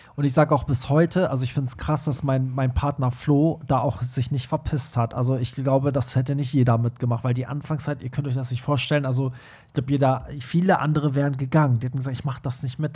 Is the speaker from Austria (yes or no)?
no; Iran; moved away; Ich als Iraner